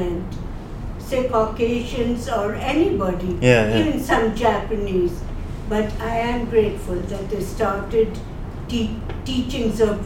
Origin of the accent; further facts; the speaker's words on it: India; moved away as an adult; I'm from India